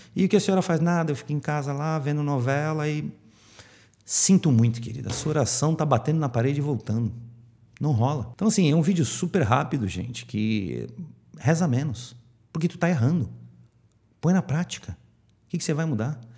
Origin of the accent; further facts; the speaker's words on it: Santos, São Paulo, Brazil; aqui em Santos, vocês sabem que eu sou de Santos